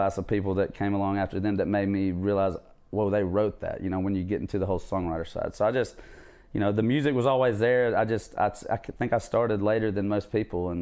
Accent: southwest Georgia, United States; also born or lived in Savannah, Georgia; moved over with my mom when my parents split around fifth grade, and so that's the other side of the state, southwest Georgia, where I kind of call home, and that's where I went to high school

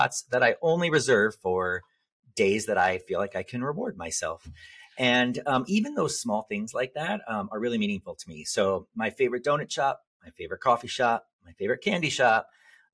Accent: Southern Illinois, United States; I grew up in Southern Illinois

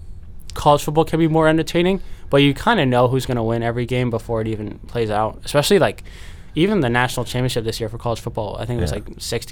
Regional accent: Boston, Massachusetts, United States; since I'm from Boston, I don't get to have, like, that cool story where it's like, oh, this is how I became a fan of teams. Like, oh, I just grew up here.

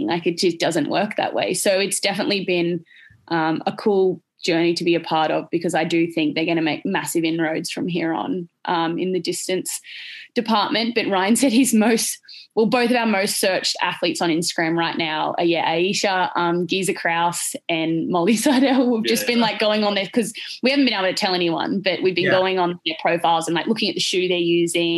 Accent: Australia; in Australia, I think we get forgotten about down here

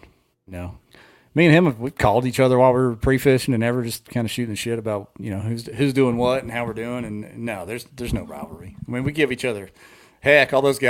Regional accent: Arkansas, United States

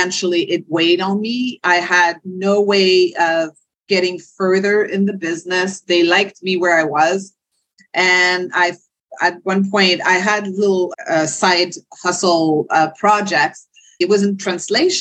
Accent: Quebec, Canada; first language French; English is a second language; born and raised in Quebec, Canada, French speaking to a French family

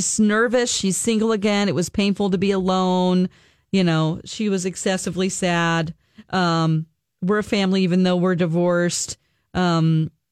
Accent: the South, United States; moved away; I'm from the South.

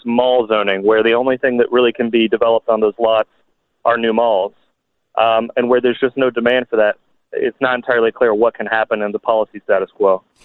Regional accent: Kentucky, United States; when I was a kid growing up in Kentucky

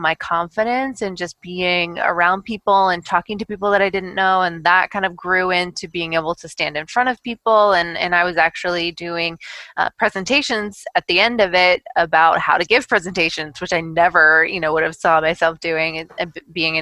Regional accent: Kentucky, United States; also born or lived in Tennessee; I was born in Tennessee, but we moved up to Kentucky when I was really young

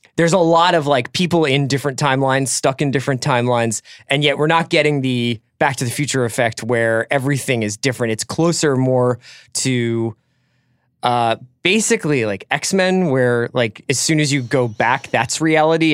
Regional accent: East Coast, United States; I come from the East Coast

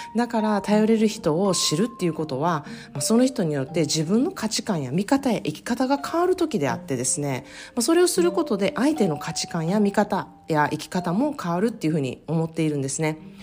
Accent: Osaka, Japan; now in California, United States; 私は大阪出身なので

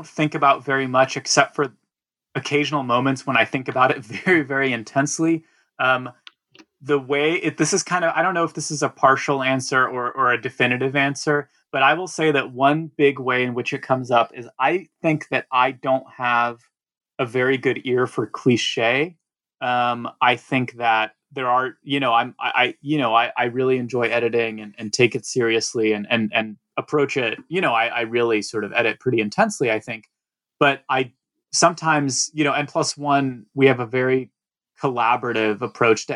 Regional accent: Atlanta, Georgia, United States; English is a second language; moved away as an adult; also born or lived in Russia / New York; I grew up in Atlanta and then basically, you know, came to New York for college

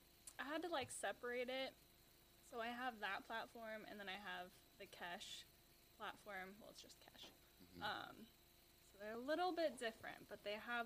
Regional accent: Seattle, Washington, United States; moved away as an adult; now in Las Vegas, United States; I moved here a year ago from Seattle. Okay. Yeah. So I grew up in that area

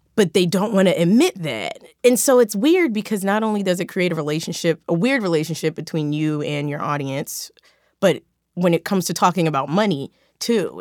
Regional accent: Philadelphia, Pennsylvania, United States; now in Los Angeles, United States; I'm from Philadelphia

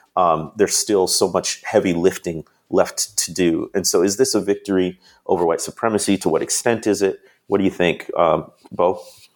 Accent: Chicago, Illinois, United States; moved away; also born or lived in Mississippi; I grew up in the Chicagoland area

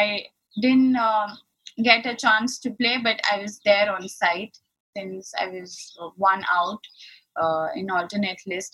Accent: Ahmedabad, Gujarat, India; initially I started playing in another city called Ahmedabad, which is also in the west part of India, and I'm born and brought up there

